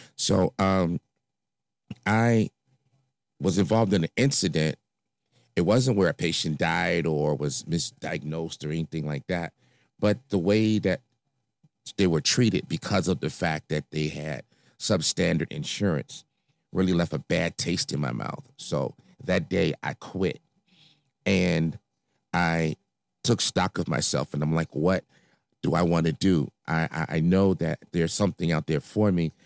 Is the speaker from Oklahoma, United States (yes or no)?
no; Chicago, Illinois, United States; I grew up in Inglewood, uh, south side of Chicago